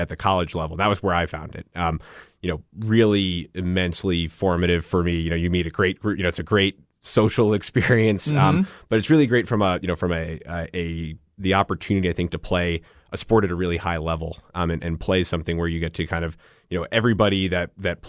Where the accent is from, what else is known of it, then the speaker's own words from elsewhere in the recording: Northeast, United States; moved away; I'm from the Northeast originally